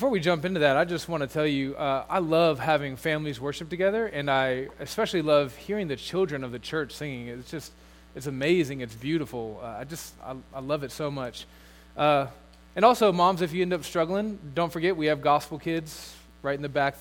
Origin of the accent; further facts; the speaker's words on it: United States; as an American